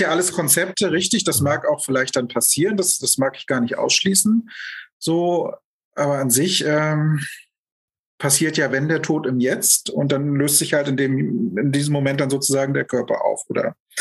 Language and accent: German; Germany; also born or lived in Lübeck / Hamburg; now in Berlin, Germany; ich bin geboren 1973 in der Lausitz, bin da auch aufgewachsen